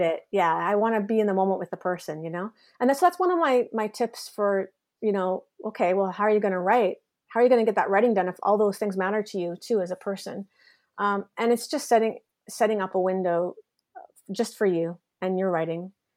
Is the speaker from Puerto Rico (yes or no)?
no; Canada; also born or lived in Kingston / Toronto; now in Montreal, Canada; I'm really proud Canadian